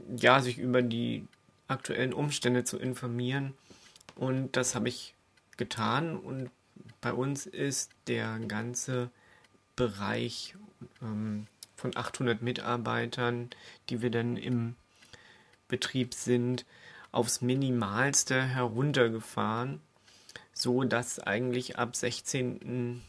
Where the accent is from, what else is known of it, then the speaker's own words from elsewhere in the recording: Germany; now in Austria; ich bin ja Deutscher